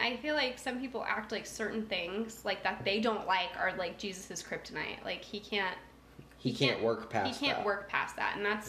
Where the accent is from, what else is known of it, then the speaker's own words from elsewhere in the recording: Minnesota, United States; from Minnesota, and at night I like to take out my most erotic turtleneck.